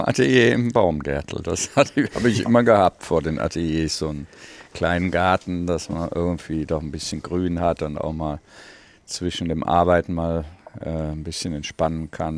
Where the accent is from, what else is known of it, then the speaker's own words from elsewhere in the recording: Rheinberg, North Rhine-Westphalia, Germany; bin am Rande des Ruhrgebiets groß geworden